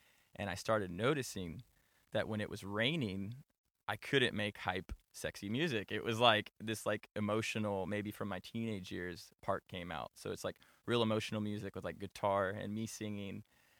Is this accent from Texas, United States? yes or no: yes; Tyler, Texas, United States; moved away as an adult; also born or lived in Florida; now in Los Angeles, United States; So I was born in Florida, but primarily I was raised in Tyler.